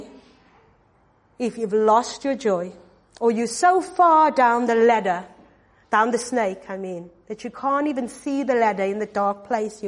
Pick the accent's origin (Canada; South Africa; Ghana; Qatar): South Africa; I'm from South Africa